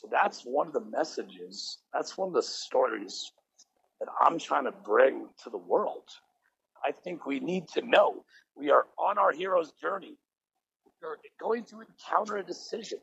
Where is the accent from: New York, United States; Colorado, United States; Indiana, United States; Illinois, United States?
Colorado, United States; Boulder; I'm from Boulder, Colorado.